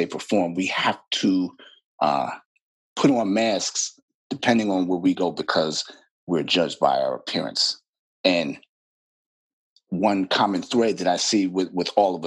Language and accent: English; New York City, New York, United States; I'm born and raised in Brooklyn, New York.